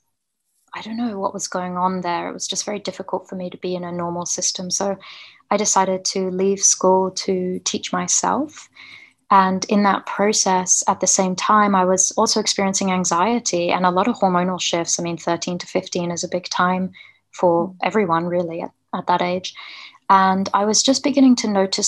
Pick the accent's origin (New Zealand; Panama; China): New Zealand; moved away; also born or lived in Melbourne; I went back home. We're originally from New Zealand